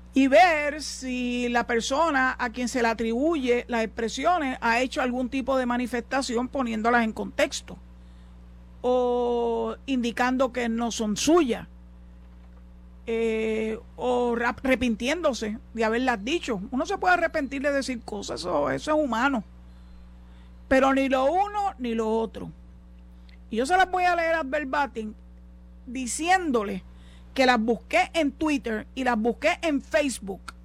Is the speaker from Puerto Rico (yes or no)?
yes; San Juan, Puerto Rico; moved away as an adult; now in Boquerón, Cabo Rojo, Puerto Rico; yo soy nacida y criada en Santurce